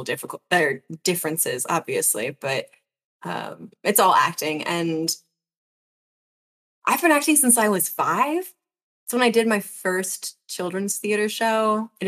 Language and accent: English; United States; I'm American